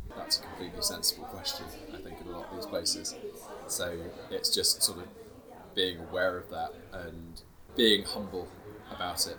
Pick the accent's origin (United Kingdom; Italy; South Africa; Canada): United Kingdom; England; we're from England